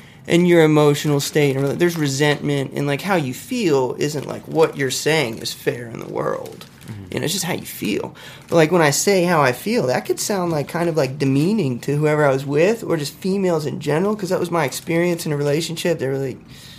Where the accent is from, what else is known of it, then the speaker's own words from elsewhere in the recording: Lynchburg, Virginia, United States; also born or lived in Charleston, United States; I grew up in Virginia, a town called Lynchburg, Virginia.